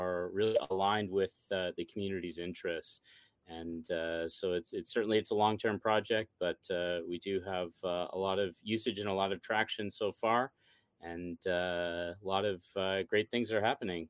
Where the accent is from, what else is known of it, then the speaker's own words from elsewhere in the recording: Midland, Ontario, Canada; my hometown, Midland, Ontario, Canada